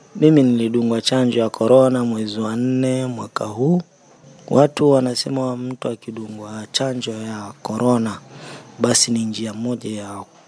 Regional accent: Kenya; mimi kama Mkenya

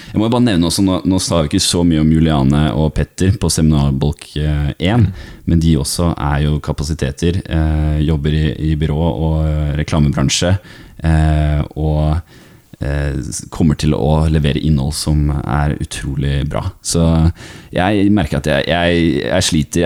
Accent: Askim, Østfold, Norway; i Askim, der jeg kommer fra

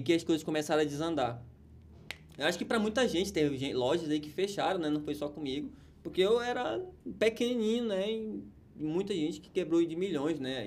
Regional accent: Pará, Brazil; now in Amazonas, Brazil; Do Pará, que nós somos paraenses, mas nós estamos no Amazonas.

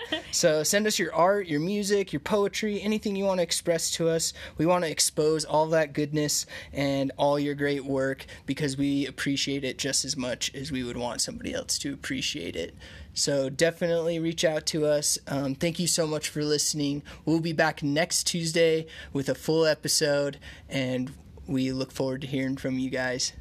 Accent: Utah, United States; I grew up here in Utah, and I grew up in the uh, Mormon church

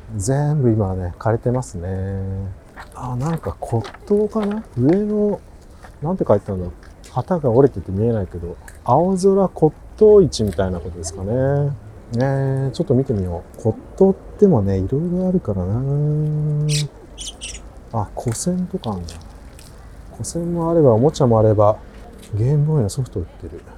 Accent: Kagawa, Japan; 香川県生まれ…お送りします

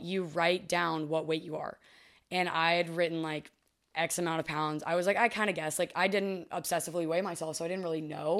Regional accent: Fort Worth, Texas, United States; moved away as an adult; now in Los Angeles, United States; I didn't love growing up in Texas

